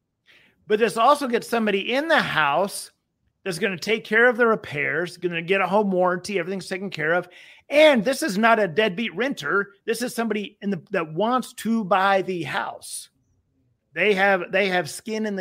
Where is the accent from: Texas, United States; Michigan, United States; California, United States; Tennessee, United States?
Texas, United States; I'm from Texas